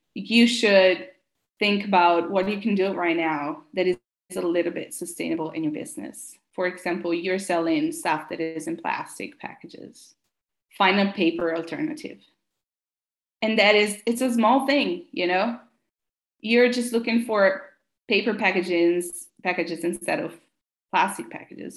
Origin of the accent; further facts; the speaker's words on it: Italy; English is a second language; moved away as an adult; also born or lived in San Francisco, United States; I'm from Italy, so I moved back to Italy